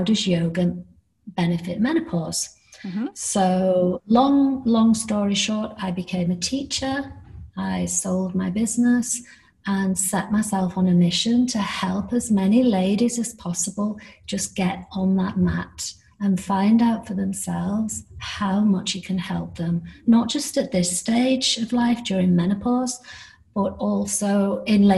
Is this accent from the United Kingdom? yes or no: yes; United Kingdom; accent: British; moved away; also born or lived in Miami, United States; I am British, as you can tell by my accent.